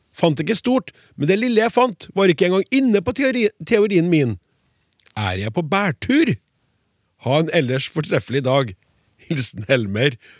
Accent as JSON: {"language": "Norwegian", "region": "Trøndelag", "country": "Norway", "said": "jeg er også trønder"}